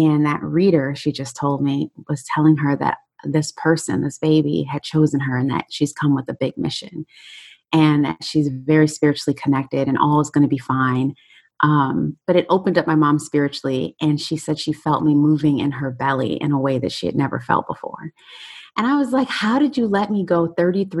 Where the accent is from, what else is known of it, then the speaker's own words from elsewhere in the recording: Chicago, Illinois, United States; also born or lived in Detroit, Michigan; now in Fort Lauderdale, United States; I am originally from Chicago, born in Detroit, so I'm a Midwest gal.